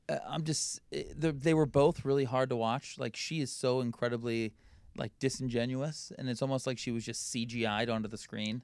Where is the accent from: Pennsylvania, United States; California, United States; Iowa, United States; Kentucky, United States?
Pennsylvania, United States; Philadelphia; I'm from Philly